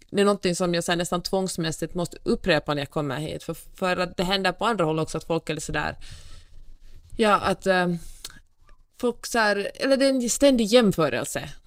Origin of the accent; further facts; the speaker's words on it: Finland; man kommer som finsk turist till Kalifornien och så, man klagar, så ser man det ur sitt perspektiv och sådär, det här är dåligt, det här är dåligt, det här är dåligt och uh, tur att jag inte bor här, nu åker jag hem till Finland, allt är bra.